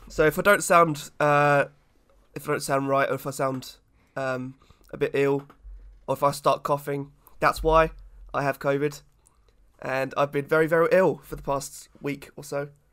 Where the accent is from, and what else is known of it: England, United Kingdom